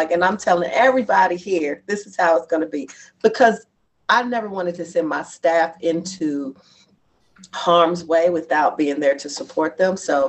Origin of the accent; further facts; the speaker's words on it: Bronx, New York, United States; And the thing is, I am from the Bronx and my family is there and I'm not.